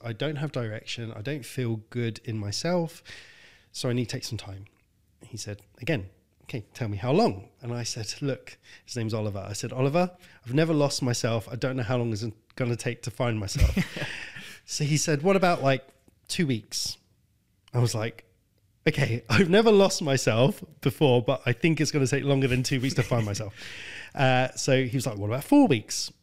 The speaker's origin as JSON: {"language": "English", "region": "London", "country": "United Kingdom", "tie": "born or raised there", "said": "I was born in North London in a council estate. My dad left when I was five. My mum died when I was fifteen."}